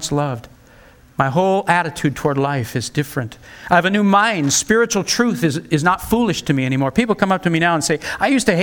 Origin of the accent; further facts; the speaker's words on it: United States; as an American